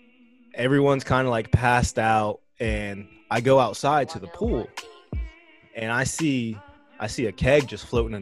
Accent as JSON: {"language": "English", "region": "Texas", "country": "United States", "said": "I am from Texas, taco capital of the world"}